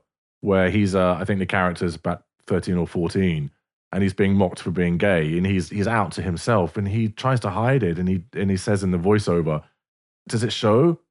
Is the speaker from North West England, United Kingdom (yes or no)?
no; London, United Kingdom; I'm a Londoner, so I've grown up in a big city